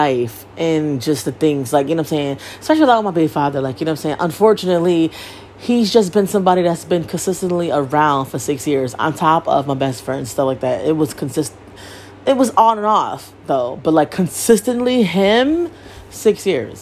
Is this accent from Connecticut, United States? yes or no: yes; Bridgeport, Connecticut, United States; I was born and raised in Bridgeport, Connecticut